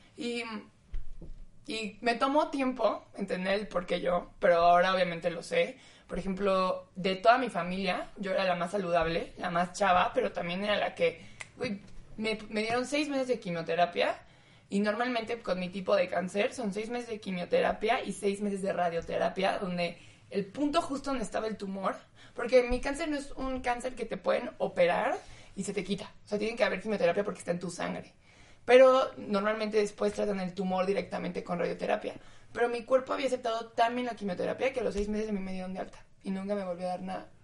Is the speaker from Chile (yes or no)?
no; Mexico; moved away; soy mexicana